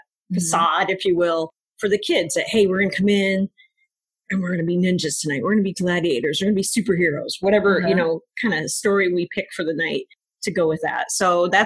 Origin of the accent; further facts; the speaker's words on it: Des Moines, Iowa, United States; I grew up here in Des Moines. I'm a Roosevelt High School grad, a University of Iowa graduate. So I'm an Iowan